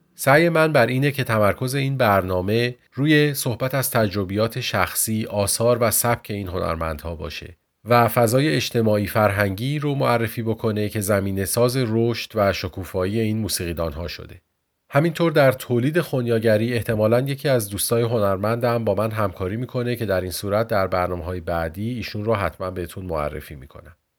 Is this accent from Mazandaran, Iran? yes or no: no; Tehran, Tehran Province, Iran; من در سال 1360 در تهران به دنیا اومدم